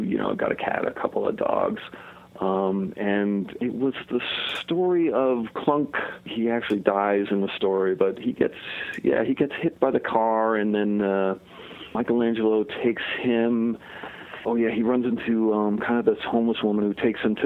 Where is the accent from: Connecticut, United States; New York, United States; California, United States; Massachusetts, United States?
Connecticut, United States; I grew up in Connecticut